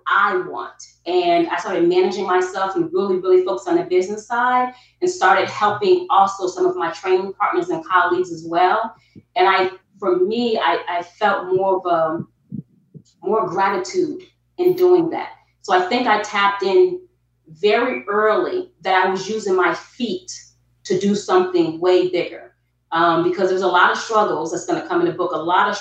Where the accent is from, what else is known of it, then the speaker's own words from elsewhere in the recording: Albany, New York, United States; moved away as an adult; also born or lived in South Carolina; now in Atlanta, United States; I am born and raised in Albany, New York.